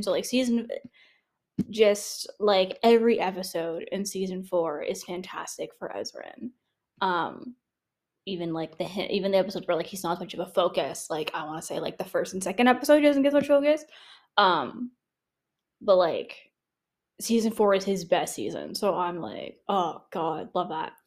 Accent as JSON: {"language": "English", "country": "Canada", "said": "I'm Canadian"}